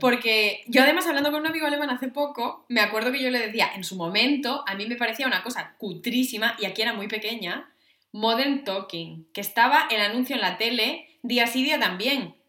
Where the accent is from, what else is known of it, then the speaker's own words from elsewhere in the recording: Asturias, Spain; yo soy de Asturias